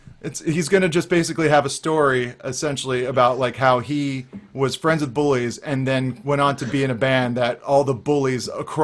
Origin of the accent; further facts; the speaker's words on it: San Diego, California, United States; It represents all aspects of my strange existence, including growing up in San Diego suburbia as a disaffected teenage skateboarder.